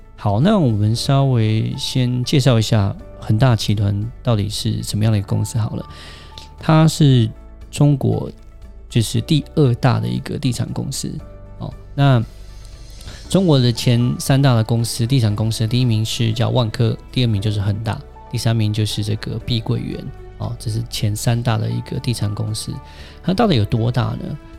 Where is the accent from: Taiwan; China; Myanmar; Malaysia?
Taiwan; 我们台湾这边